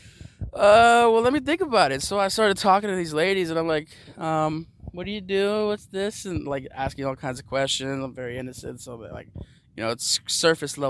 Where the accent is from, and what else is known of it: Los Angeles, California, United States